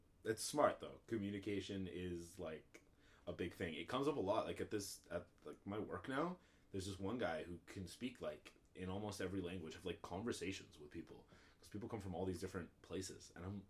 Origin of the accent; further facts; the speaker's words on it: Canada; I want to learn something, may as well be French, I'm Canadian